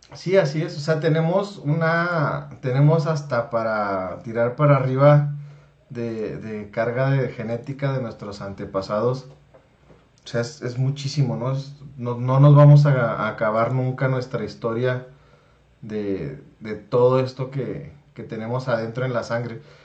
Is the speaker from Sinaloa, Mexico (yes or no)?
no; Chihuahua, Mexico; la tez morena que tenemos en Chihuahua